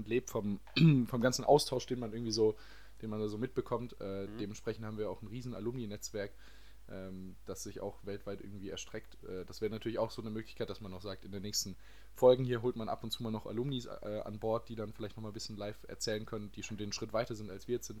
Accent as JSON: {"language": "German", "town": "Baden-Baden", "region": "Baden-Württemberg", "country": "Germany", "moved": "as an adult", "lives_now": "France", "said": "ich komme aus Baden-Baden."}